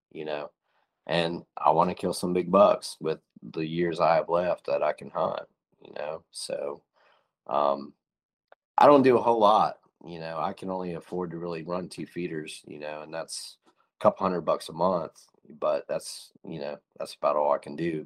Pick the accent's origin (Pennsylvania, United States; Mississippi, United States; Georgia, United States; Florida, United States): Pennsylvania, United States; Northwest; We grew up in Northwest Pennsylvania